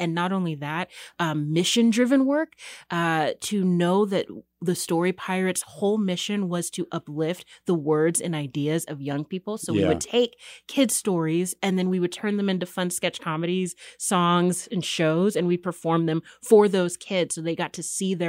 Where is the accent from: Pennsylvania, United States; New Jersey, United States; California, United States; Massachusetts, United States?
California, United States; moved away; I come from the San Francisco Bay Area, where we're competing with the booming tech industry